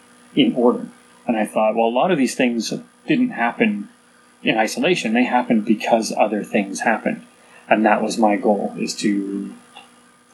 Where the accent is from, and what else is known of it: Canada; born or raised there; also born or lived in England